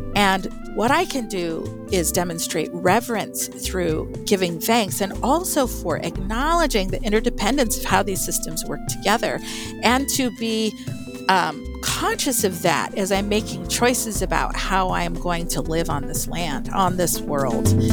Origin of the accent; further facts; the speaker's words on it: Albuquerque, New Mexico, United States; I grew up in Albuquerque, New Mexico